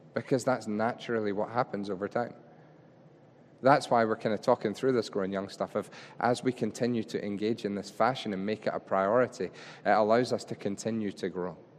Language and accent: English; Scotland, United Kingdom; we're Scottish